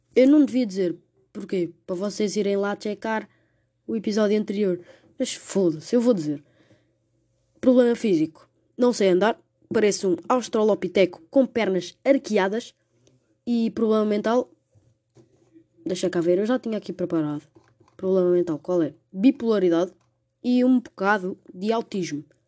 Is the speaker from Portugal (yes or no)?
yes; Portugal; como portugueses